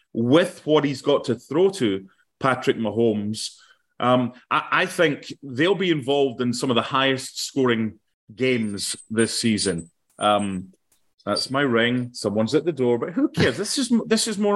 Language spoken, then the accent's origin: English; Penicuik, Scotland, United Kingdom; a fellow person from Pennycook